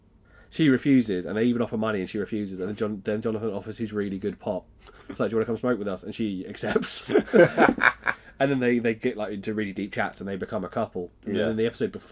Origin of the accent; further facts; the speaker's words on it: London, United Kingdom; I'm from South London originally